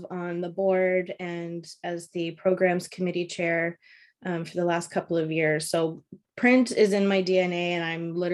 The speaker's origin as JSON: {"language": "English", "town": "Toronto", "region": "Ontario", "country": "Canada", "lives_now": "Vancouver, Canada", "said": "I came from Toronto, Ontario, and um, I was working for a stencil manufacturing company, just doing accounting and, and bookkeeping."}